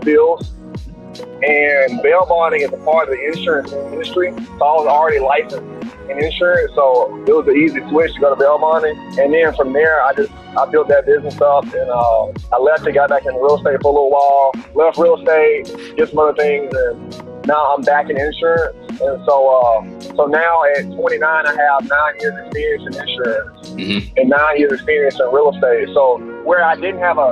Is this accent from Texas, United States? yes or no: no; Tuscaloosa, Alabama, United States; I'm originally from Alabama, Tuscaloosa, Alabama.